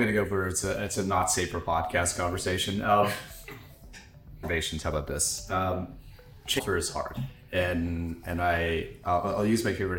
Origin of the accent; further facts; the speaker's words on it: United States; I'm American